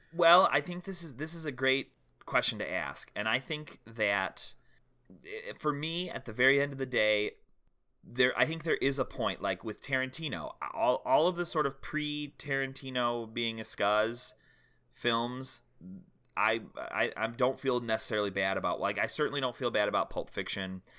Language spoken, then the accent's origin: English; United States